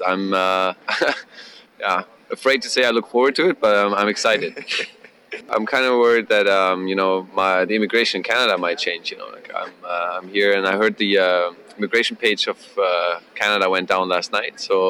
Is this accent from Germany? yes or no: yes; Germany; English is a second language; I'm a foreigner from Germany, and I feel like there's more qualified candidates than him.